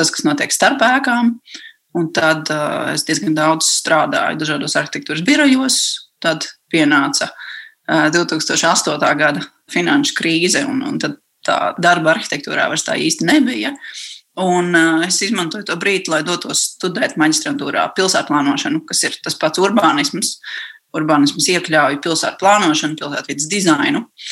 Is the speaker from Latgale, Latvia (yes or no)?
no; Riga, Latvia; es esmu no Pārdaugavas.